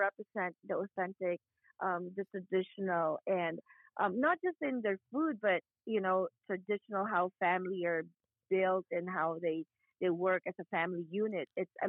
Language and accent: English; Bicol Region, Philippines; now in Atlanta, United States; I'm from Bicol